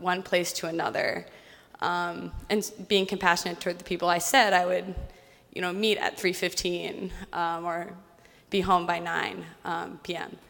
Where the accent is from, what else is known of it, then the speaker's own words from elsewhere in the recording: Virginia, United States; now in New York City, United States; I'm from Virginia, uh, but now I live in New York City.